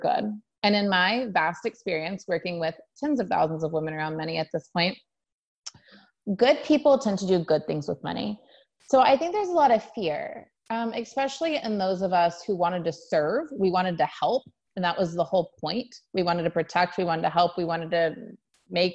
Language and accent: English; Sand Springs, Oklahoma, United States; I'm from Sand Springs, Oklahoma, a little town outside Tulsa, lower middle class family